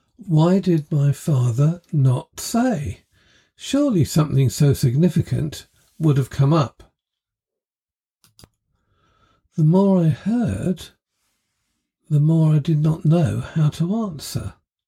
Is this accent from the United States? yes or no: no; East of England, United Kingdom; born there; I had qualified for a boarding place at their school because I was born in Essex.